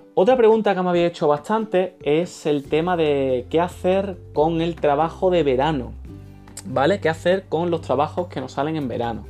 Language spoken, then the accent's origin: Spanish; Málaga, Andalusia, Spain; yo soy de costa, de Málaga